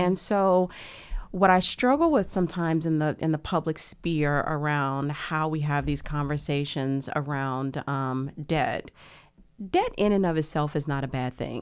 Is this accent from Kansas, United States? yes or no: no; Lake Charles, Louisiana, United States; where I grew up in Louisiana